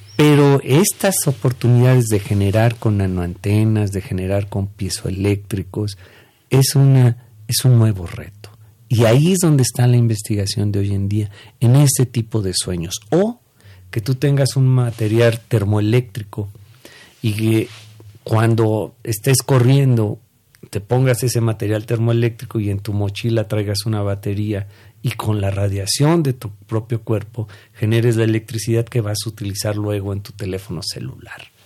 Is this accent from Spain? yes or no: no; Mexico; nosotros como mexicanos